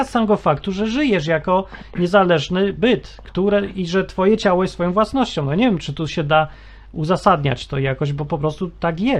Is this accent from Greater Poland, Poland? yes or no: no; Kraków, Lesser Poland, Poland; urodziłem się w Krakowie